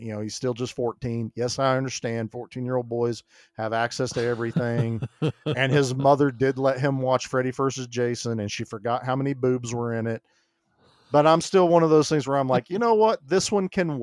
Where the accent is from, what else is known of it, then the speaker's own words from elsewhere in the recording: the Bible Belt, United States; I was raised in the Bible Belt.